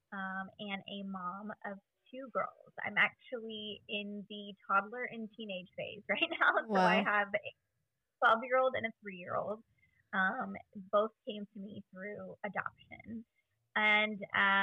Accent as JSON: {"language": "English", "region": "Central Valley of California", "country": "United States", "tie": "born or raised there", "also_born_or_lived": "Bay Area, California", "said": "we actually moved from the Bay Area when I was about 5 to the Central Valley of California to be with my extended family"}